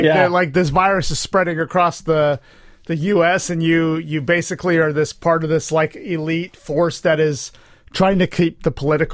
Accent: Rio Linda, California, United States; I'm from Rio Linda.

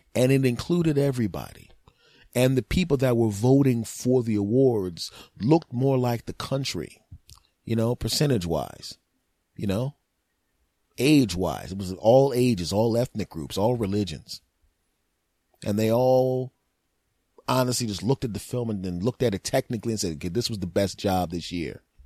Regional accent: Philadelphia, Pennsylvania, United States; moved away; also born or lived in Los Angeles / New Jersey; growing up in Philadelphia back in the day, uh, before I moved to Lo-, Los Angeles, New Jersey

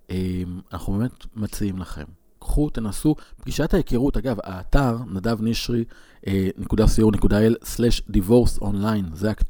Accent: Northern District, Israel; ברמת הגולן, ואני אומר שעשיתי קורס uh, התמחות ב, בלת, ב, ב, בלא לנסוע דרך שדות מוקשים. כשנסענו לבית ספר בקצרין

